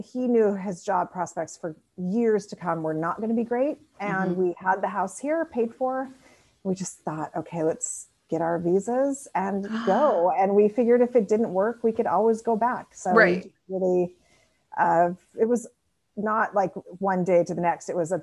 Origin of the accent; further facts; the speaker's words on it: Spokane, Washington, United States; moved away as an adult; also born or lived in Seattle / New Orleans; now in France; I'm from Washington State originally. So I grew up in Eastern Washington, in Spokane, and then lived in Seattle for many years